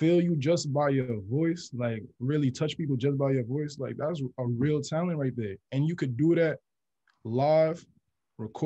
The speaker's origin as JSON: {"language": "English", "town": "New York City", "region": "New York", "country": "United States", "tie": "born or raised there", "said": "I grew up in Queens since like I was born"}